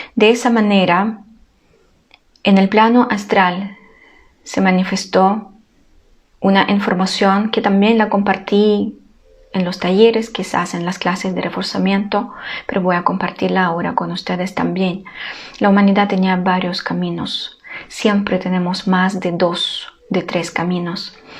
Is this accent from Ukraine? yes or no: yes; Ukraine; now in Chile; yo soy ucraniana